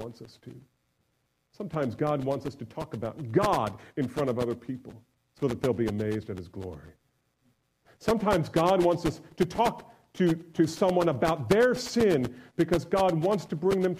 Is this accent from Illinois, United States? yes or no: no; New Jersey, United States; I grew up in New Jersey